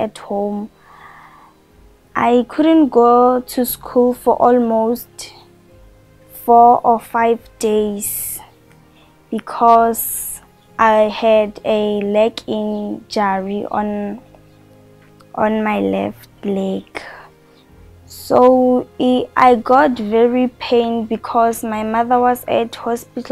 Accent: Rustenburg, North West, South Africa; now in Pretoria, South Africa; I'm originally from Rustenburg, but I stay here in Pretoria.

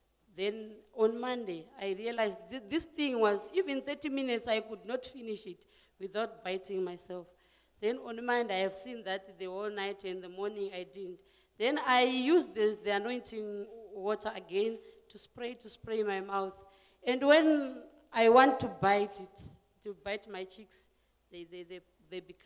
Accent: Zimbabwe; also born or lived in Bronkhorstspruit, Pretoria; now in Pretoria, South Africa; I'm originally from Zimbabwe, but I stay in Bronkhorstspruit here in Pretoria.

